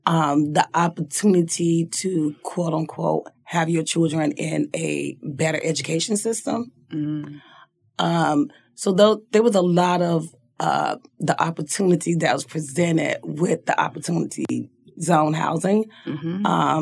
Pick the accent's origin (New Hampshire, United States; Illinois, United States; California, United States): Illinois, United States; Chicago; now in Minneapolis, United States; I am from Chicago, Illinois. Okay. I was born and raised predominantly in South Side of Chicago